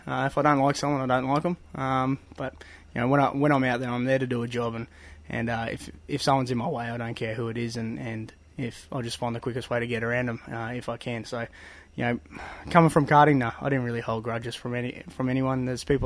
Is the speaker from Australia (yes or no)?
yes; Bundaberg, Queensland, Australia; we are farmers from Bundaberg